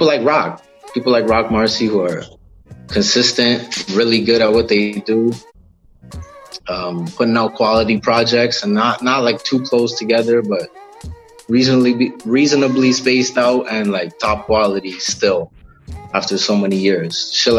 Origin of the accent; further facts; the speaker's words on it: Malton, Ontario, Canada; I'm originally from Malton, which is like, when you get to Toronto, you land in Malton, basically. It's like the area around the airport.